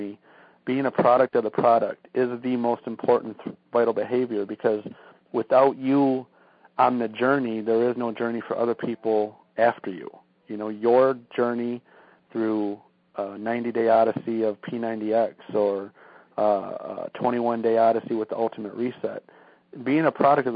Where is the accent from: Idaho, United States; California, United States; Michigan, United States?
Michigan, United States; we're from Michigan, and it's cold, like 20, 30 degrees here in the winter